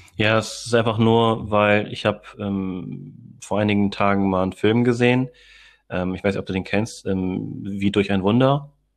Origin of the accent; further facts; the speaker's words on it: Hamburg, Germany; also born or lived in Philippines (ancestry); Ich bin zwar hier in Deutschland geboren